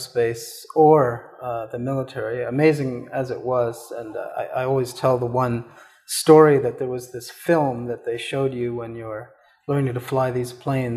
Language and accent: English; Canada; I was born in Canada. I did have this very short career in the Canadian military. I was very much a product of suburban Canada